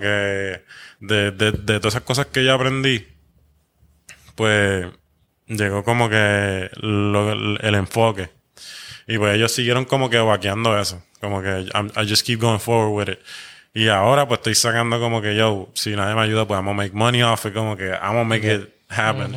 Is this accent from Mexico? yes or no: no; Puerto Rico; como puertorriqueño